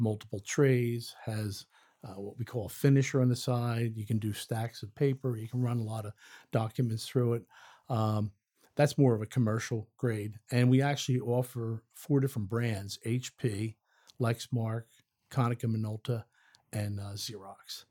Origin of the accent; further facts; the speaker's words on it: outside of Philadelphia, Pennsylvania, United States; moved away as an adult; now in Forest, United States; I'm actually from outside of Philadelphia, Pennsylvania.